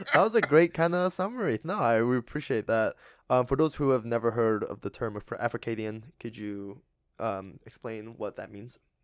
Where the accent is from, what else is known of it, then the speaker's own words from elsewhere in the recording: Alberta, Canada; I'm from Alberta.